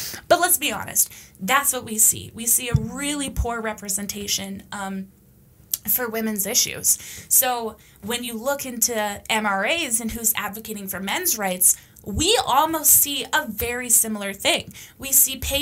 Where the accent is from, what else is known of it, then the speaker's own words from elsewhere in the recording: Canada; also born or lived in Romania; Growing up as a Canadian gypsy